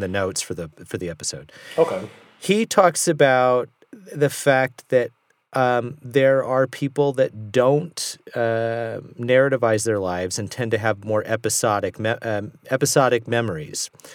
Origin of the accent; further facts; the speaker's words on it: Southern California, United States; I grew up in Southern California